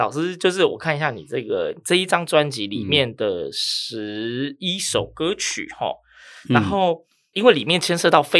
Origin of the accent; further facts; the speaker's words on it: Yilan County, Taiwan; 我宜兰人我冇听过。